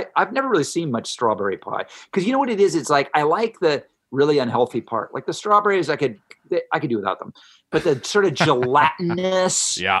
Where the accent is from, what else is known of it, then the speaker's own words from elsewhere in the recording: Ohio, United States; I remember growing up in Ohio when Wendy's came on the scene.